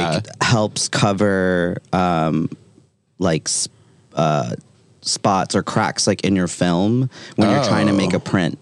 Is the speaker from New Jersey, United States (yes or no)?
yes; New Jersey, United States; moved away as an adult; now in New York, United States; Restaurants as a kid in New Jersey. I grew up in Central Jersey